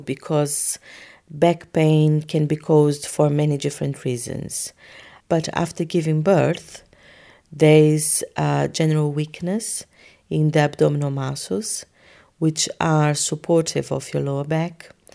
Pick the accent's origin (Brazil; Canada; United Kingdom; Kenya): Brazil; moved away; I am from Brazil